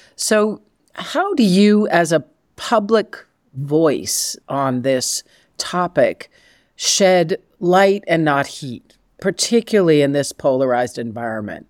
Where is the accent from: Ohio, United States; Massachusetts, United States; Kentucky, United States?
Massachusetts, United States; growing up in Massachusetts